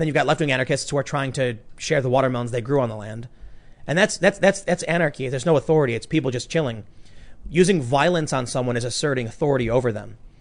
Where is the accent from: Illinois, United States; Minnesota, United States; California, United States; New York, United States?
Illinois, United States; Chicago; moved away; I grew up in the city. Everyone's a Democrat